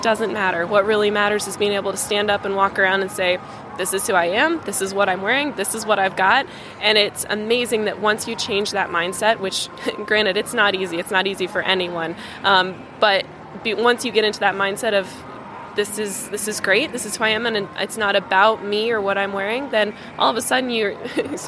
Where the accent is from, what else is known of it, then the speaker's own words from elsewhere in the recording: Colorado, United States; I'm from Colorado. I'm from a mountain town in Colorado.